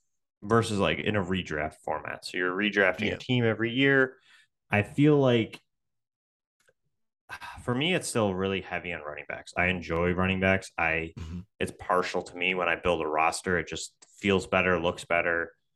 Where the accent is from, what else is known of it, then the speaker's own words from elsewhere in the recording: Buffalo, New York, United States; I grew up in Buffalo, so for us, that's kind of, you know, second nature to be a football fan here